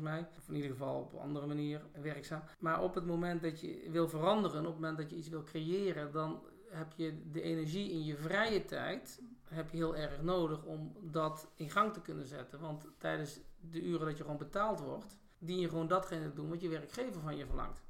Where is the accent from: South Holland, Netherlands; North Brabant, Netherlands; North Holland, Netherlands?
North Brabant, Netherlands; moved away as an adult; also born or lived in Rotterdam; Opgegroeid in Brabant